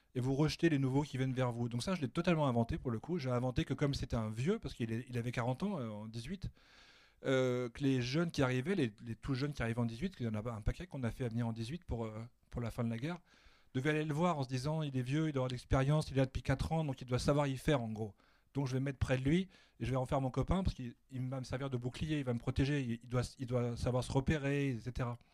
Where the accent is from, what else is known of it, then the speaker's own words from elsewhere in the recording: Annecy, Auvergne-Rhône-Alpes, France; moved away as an adult; now in Paris, France; moi qui habite maintenant à Paris, je suis originaire d'Annecy, mais ça fait longtemps que j'habite